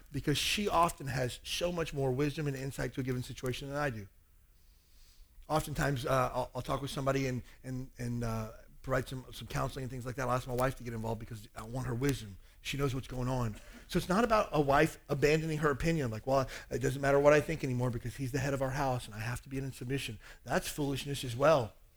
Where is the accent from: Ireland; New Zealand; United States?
United States; Kentucky; I grew up in Kentucky.